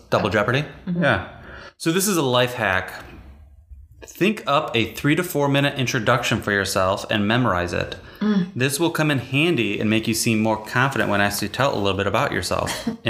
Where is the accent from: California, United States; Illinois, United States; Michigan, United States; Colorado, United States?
Michigan, United States; now in Boston, United States; I was originally from Michigan, though.